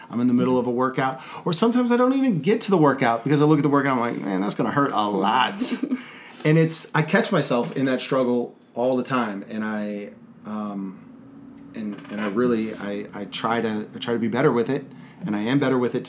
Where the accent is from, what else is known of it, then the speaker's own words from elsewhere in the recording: Texas, United States; I was from Texas